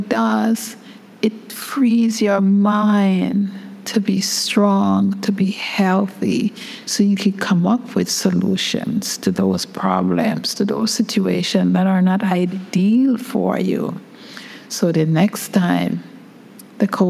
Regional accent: England, United Kingdom; moved away; also born or lived in Brooklyn, United States; I grew up in England

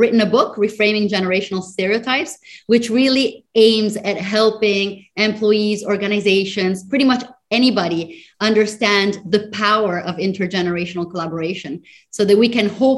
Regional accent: Italy; moved away as an adult; also born or lived in United States; now in Singapore; I am originally from Italy, but have been spending my professional life between Europe, the United States, and as of the last 10 years here in Singapore

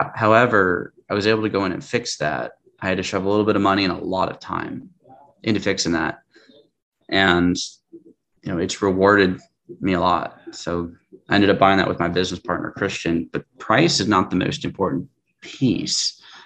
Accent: Tacoma, Washington, United States; born and raised in Tacoma, which is just south of Seattle

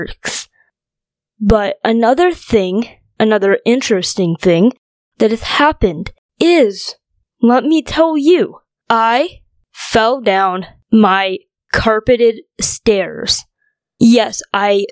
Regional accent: North Dakota, United States; also born or lived in China; grew up in North Dakota.

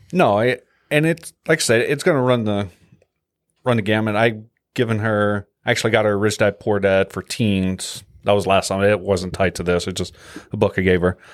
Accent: Louisiana, United States; moved away; I'm from Louisiana

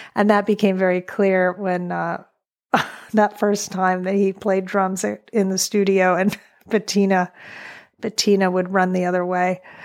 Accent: New York City, New York, United States; moved away as an adult; now in Wolfe Island, Canada; I am a New Yorker

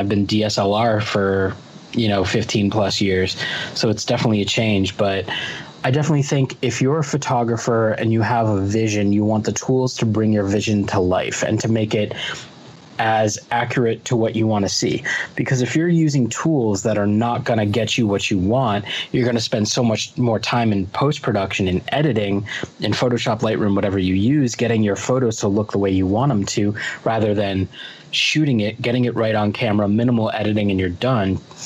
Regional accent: Longmeadow, Massachusetts, United States; we live on the same street in Long Meadow where we grew up in Massachusetts

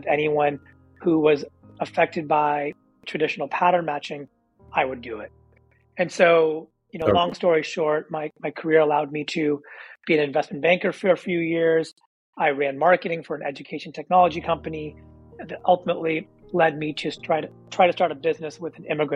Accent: Silicon Valley, California, United States; being a kid born and raised in Silicon Valley

